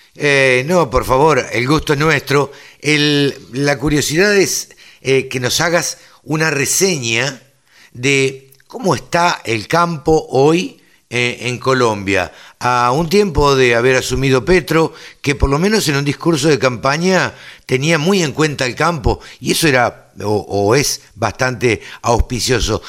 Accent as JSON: {"language": "Spanish", "country": "Argentina", "said": "nosotros eh, en, en, Argentina estamos acostumbrados a la cosecha"}